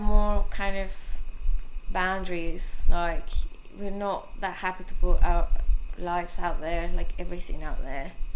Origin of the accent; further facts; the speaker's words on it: Mexico City, Mexico; I grew up in Mexico City